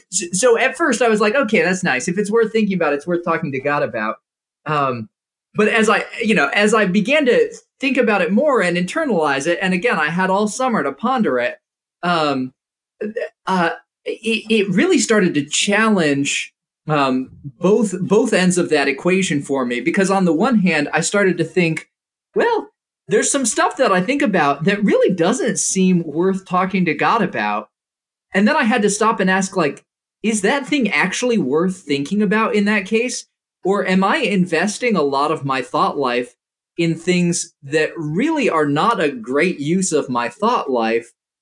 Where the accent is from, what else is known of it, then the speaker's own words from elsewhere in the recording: Indonesia; So when I was growing up, I grew up in Indonesia, and once every 3 years, we would come back to the States and travel to a whole bunch of different churches.